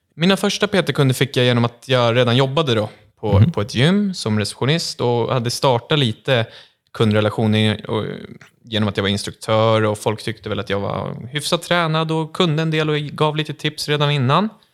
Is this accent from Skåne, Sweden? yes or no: no; Kvarn, Stockholm County, Sweden; jag är 22 år från Kvarn utanför Södertälje